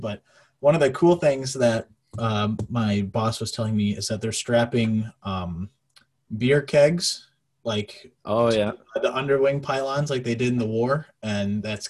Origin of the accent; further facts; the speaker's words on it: Minneapolis, Minnesota, United States; I grew up in the Twin Cities, actually pretty close to Wings Over the North in Eden Prairie